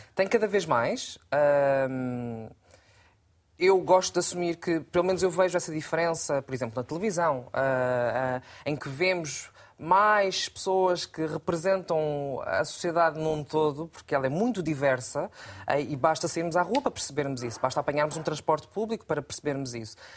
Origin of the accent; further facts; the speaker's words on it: Portugal; eu sou portuguesa, Uh, tenho um avô português, uh, tenho um pai cabo-verdiano